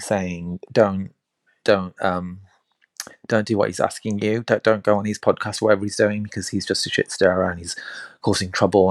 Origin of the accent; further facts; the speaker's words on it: India; I'm Indian